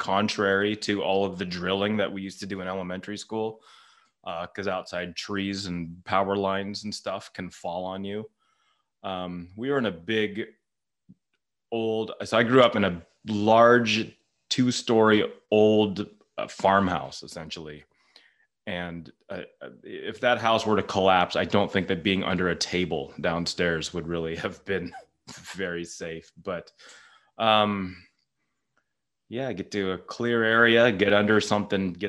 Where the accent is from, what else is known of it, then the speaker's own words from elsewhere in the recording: Santa Rosa, California, United States; where I grew up in Santa Rosa